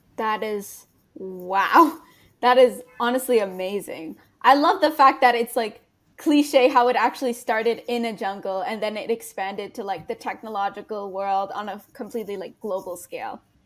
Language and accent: English; Canada; I'm a Canadian high school student